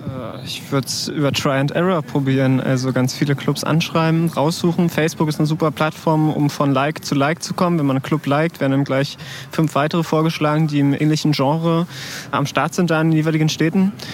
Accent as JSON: {"language": "German", "region": "Berlin", "country": "Germany", "tie": "born or raised there", "said": "ich komme aus Tempelhof"}